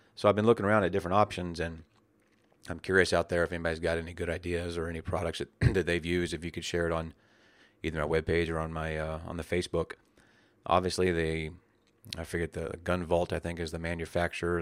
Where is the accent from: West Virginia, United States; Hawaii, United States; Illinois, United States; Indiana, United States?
West Virginia, United States; when I was a child growing up in West Virginia